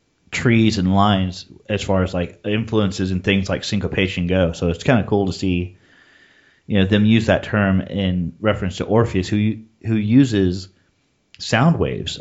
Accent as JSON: {"language": "English", "region": "Texas", "country": "United States", "tie": "born or raised there", "said": "I'm from Texas, so they didn't teach it at school at all. I'm from the Texas public education system."}